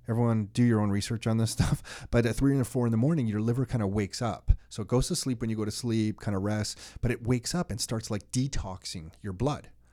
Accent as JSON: {"language": "English", "country": "Canada", "said": "I'm so proud to be Canadian"}